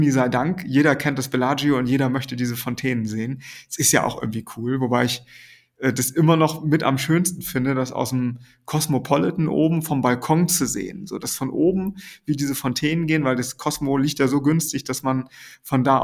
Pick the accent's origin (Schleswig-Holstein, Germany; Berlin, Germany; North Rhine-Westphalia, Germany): Schleswig-Holstein, Germany; Ich komme ja eigentlich aus der Nähe von Kiel und Kiel war immer so die, die große Stadt in der Nähe.